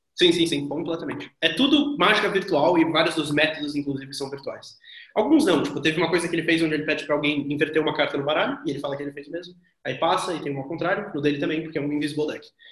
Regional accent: Brazil; eu sou brasileiro

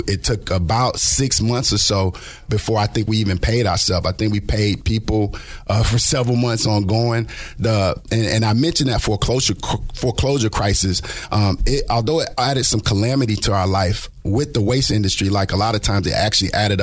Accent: Lakeland, Florida, United States; I'm also homegrown. I'm from Polk County over in Lakeland, Florida.

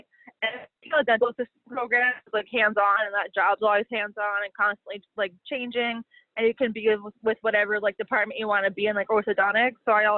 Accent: Dingmans Ferry, Pennsylvania, United States; I'm from Dingmans Ferry, Pennsylvania.

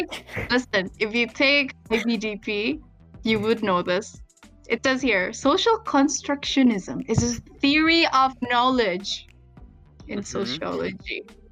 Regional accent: Jakarta, Indonesia; also born or lived in Singapore; I study at Uli, Jakarta, and I'm from Jakarta. Actually, that's not true. I'm kind of like half from Singapore

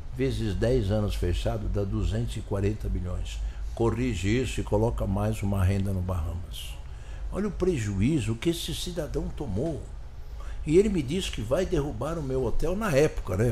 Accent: Brazil; eu, como brasileiro

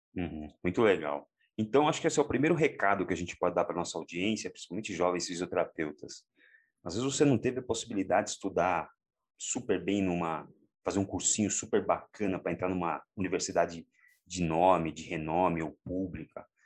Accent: Santo André, São Paulo, Brazil; eu sou da periferia de uma cidade é, da Grande São Paulo, sou de Santo André, e eu cresci aqui

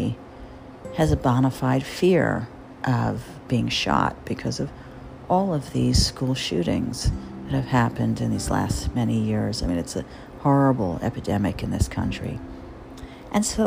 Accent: Jersey Shore, New Jersey, United States; now in New York, United States; I grew up on the Jersey Shore

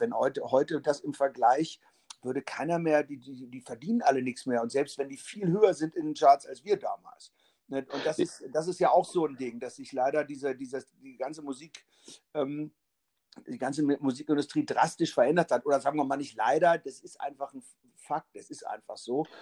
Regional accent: Braunschweig, Lower Saxony, Germany; also born or lived in Hannover / Berlin; bin ich in Braunschweig auch aufgewachsen

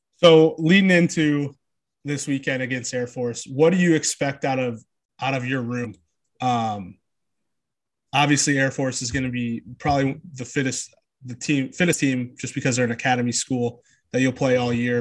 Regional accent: St. Louis, Missouri, United States; I've lived here my whole life and been a part of that community my whole life

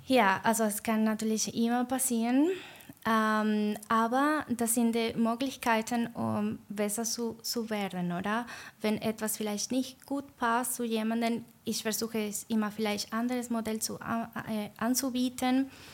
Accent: Venezuela; German is a second language; moved away as an adult; also born or lived in Argentina; now in Switzerland; also ich komme aus Venezuela, aber dann habe ich auch in Argentinien gewohnt vor ungefähr vier Jahren

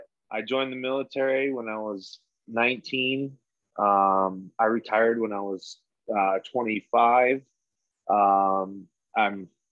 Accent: Wisconsin, United States; I'm from Wisconsin. I grew up in a small town of like 2,500.

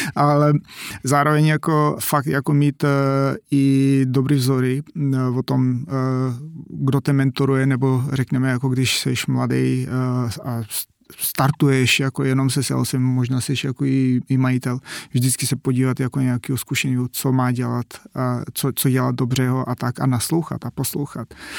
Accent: North Macedonia; Czech is a second language; moved away as an adult; now in Czech Republic

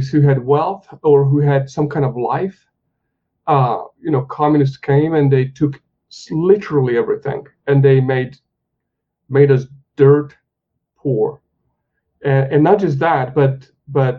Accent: Hungary; moved away; I grew up in Hungary

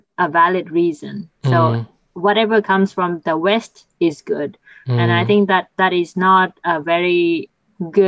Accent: Vietnam; my home country, Vietnam

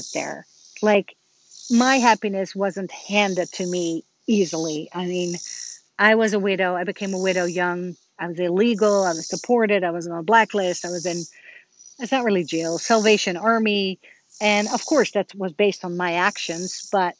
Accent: Netherlands; now in United States; I'm from Holland and I talk to my family in Holland

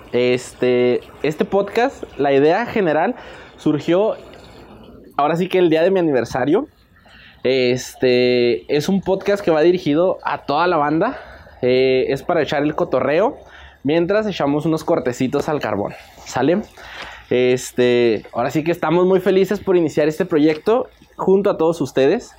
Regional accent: Ciudad Juárez, Chihuahua, Mexico; Nosotros somos de Juárez

